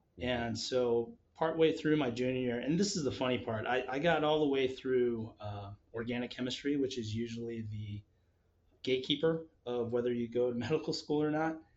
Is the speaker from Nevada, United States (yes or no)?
yes; Las Vegas, Nevada, United States; also born or lived in Palo Alto, California; now in Seattle, United States; I grew up uh, in Las Vegas